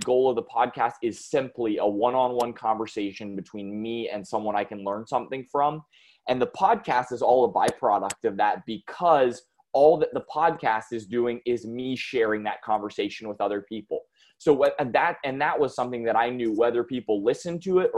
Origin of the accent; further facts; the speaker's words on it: North Carolina, United States; I am from the United States, here in North Carolina